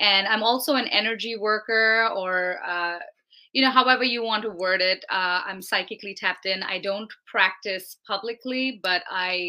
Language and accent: English; India; moved away as an adult; now in United States; I'm originally from India. I came to America in 2010 to attend Berklee College of Music